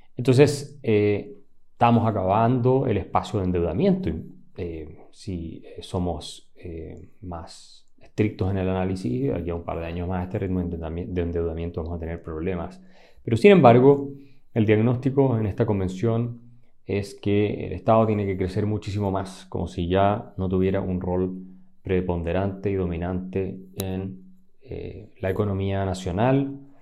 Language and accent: Spanish; Chile; somos los chilenos